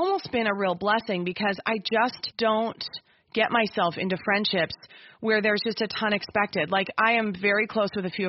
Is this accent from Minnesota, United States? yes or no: yes; Minnesota, United States; I'm speaking as a homegrown Minnesotan.